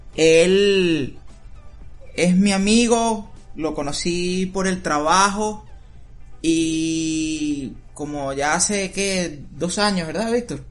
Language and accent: Spanish; Venezuela; now in United States; yo vine de Venezuela